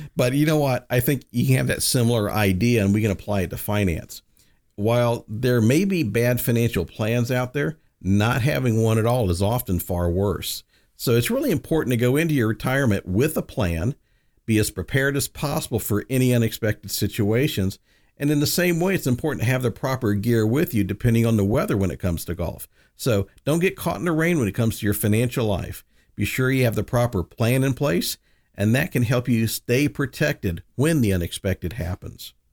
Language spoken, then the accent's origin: English; the South, United States; moved away; I grew up in the South. I'm a Southern boy